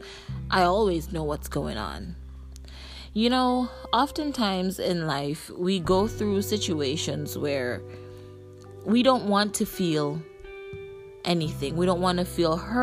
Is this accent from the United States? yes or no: no; Jamaica; from where I'm from, and I'm Jamaican